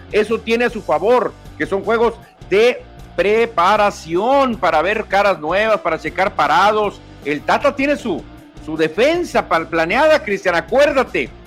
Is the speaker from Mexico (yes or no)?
yes; Mexico